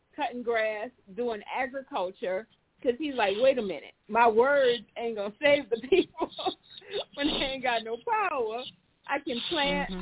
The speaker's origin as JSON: {"language": "English", "town": "New Orleans", "region": "Louisiana", "country": "United States", "said": "we are from New Orleans"}